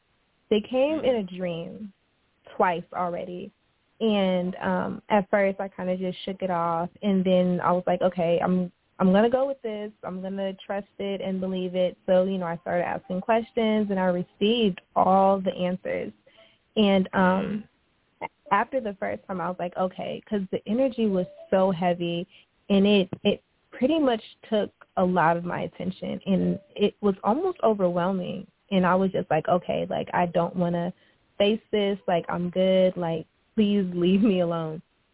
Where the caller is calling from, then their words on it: Houston, Texas, United States; I'm calling from Houston.